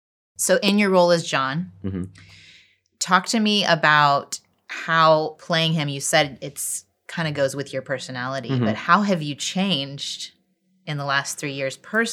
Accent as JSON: {"language": "English", "region": "Midwest", "country": "United States", "said": "from the Midwest, and I've said a few things on here, and they're like, I don't know what you're talking about."}